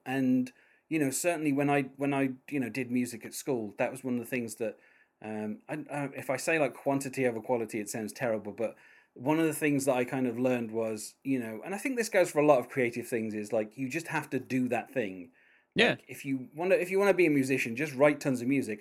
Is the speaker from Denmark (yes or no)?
no; United Kingdom; accent: British